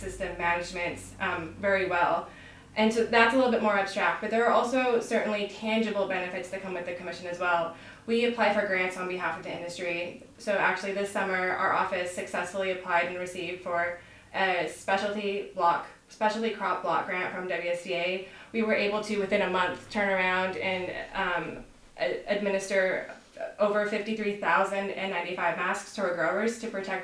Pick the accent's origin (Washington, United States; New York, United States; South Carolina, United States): Washington, United States; Prosser; I'm a native of the Yakima Valley. I grew up in Prosser, Washington